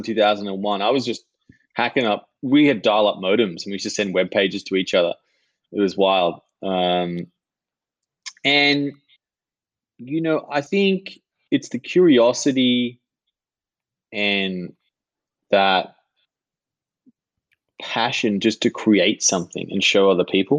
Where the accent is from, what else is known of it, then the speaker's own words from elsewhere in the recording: Sydney, New South Wales, Australia; I grew up in a little house in Tarramurra, which is in the north shore of Sydney